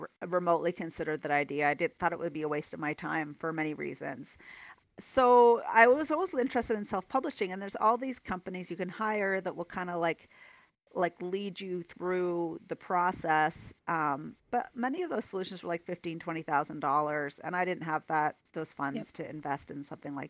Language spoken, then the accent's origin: English; near Toronto, Ontario, Canada; moved away as an adult; now in Calgary, Canada; I'm from Ontario, kind of near Toronto originally.